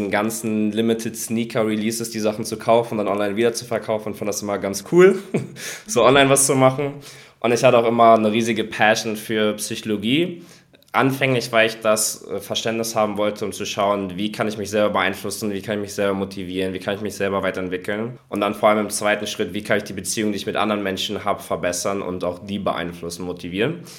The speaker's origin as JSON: {"language": "German", "region": "Hamburg", "country": "Germany", "said": "bin aus Hamburg, wohne hier auch gerade"}